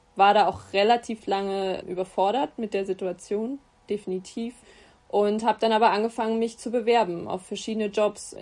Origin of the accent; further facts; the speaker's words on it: Giessen, Hesse, Germany; also born or lived in Bayreuth; wohne in Gießen, ähm, meiner Heimatstadt